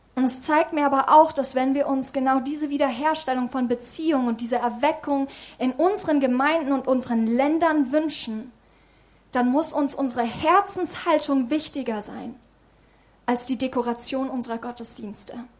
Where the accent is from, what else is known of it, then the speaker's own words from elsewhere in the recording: Germany; in unserem Land